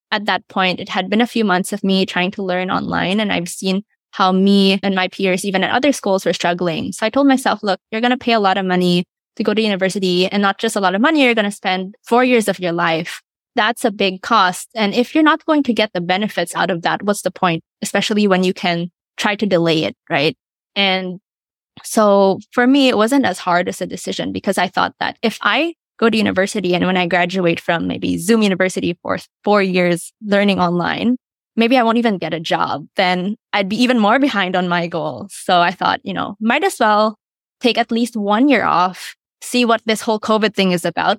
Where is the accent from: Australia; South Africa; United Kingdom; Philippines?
Philippines; I'm born and raised in the Philippines